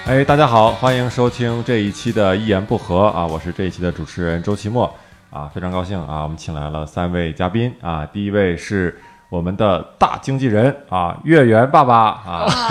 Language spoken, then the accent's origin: Chinese; Northeast China, China; 我小时候在东北有那个东西